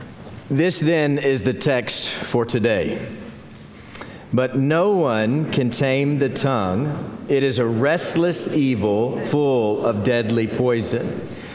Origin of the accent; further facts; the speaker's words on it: Carrizo Springs, Texas, United States; accent: Texan; also born or lived in Waldo, Arkansas; When I was a small child, my parents moved from Waldo, Arkansas, to Carrizo Springs, Texas